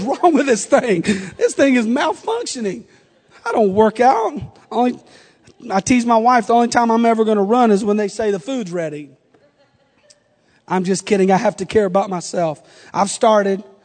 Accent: the South, United States; I'm from the South. We're a little different.

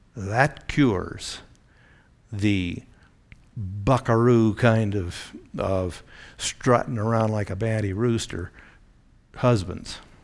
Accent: Eugene, Oregon, United States; I grew up in the Pacific Northwest

